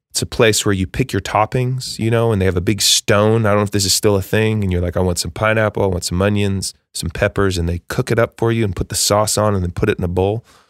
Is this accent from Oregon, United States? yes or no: yes; Eugene, Oregon, United States; moved away as an adult; now in Nashville, United States; I grew up in Eugene, Oregon